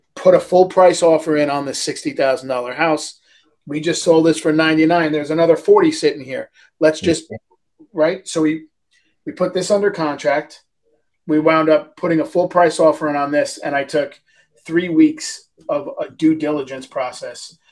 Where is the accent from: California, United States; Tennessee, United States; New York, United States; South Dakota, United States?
New York, United States; moved away; I'm from New York.